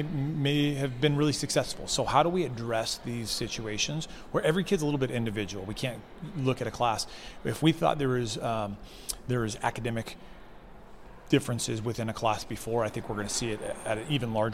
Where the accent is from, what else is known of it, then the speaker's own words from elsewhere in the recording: Arizona, United States; moved away as an adult; also born or lived in Seattle, Washington / California; now in Idaho, United States; I was born and raised in Arizona.